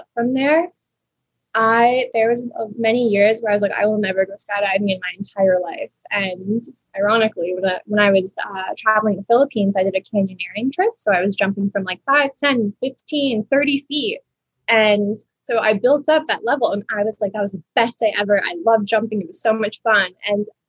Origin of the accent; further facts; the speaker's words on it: United States; also born or lived in France; when I flew back to America, even as like a 13-year-old girl